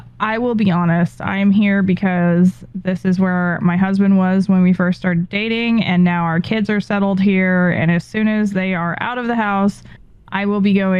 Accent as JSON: {"language": "English", "region": "California", "country": "United States", "moved": "yes", "said": "I'm from California"}